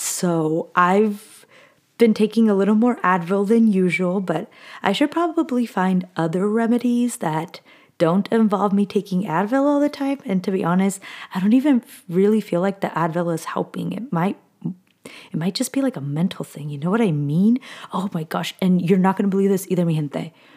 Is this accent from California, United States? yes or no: yes; Southern California, United States; moved away as an adult; now in Northern California, United States; I was born and raised in SoCal.